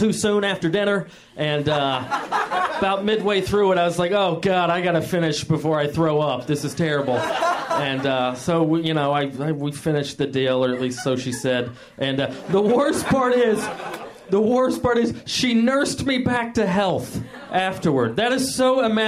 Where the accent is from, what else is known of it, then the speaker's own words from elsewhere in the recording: the South, United States; moved away; I'm from the South